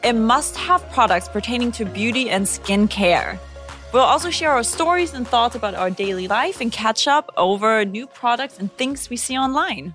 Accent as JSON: {"language": "English", "country": "Germany", "also_born_or_lived": "United States / Los Angeles", "accent": "German", "second_language": "English", "moved": "as an adult", "lives_now": "South Korea", "said": "I'm originally from Germany. I lived in the States for ten years, and now I'm in Korea"}